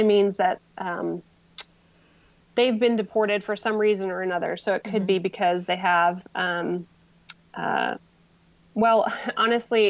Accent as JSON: {"language": "English", "country": "United States", "also_born_or_lived": "Mexico / Honduras", "said": "me as an outsider, I'm from the United States. I'm a white woman"}